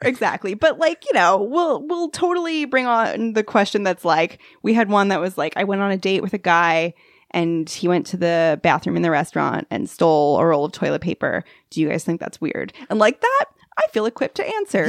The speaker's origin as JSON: {"language": "English", "area": "Long Island", "region": "New York", "country": "United States", "said": "I'm from Long Island"}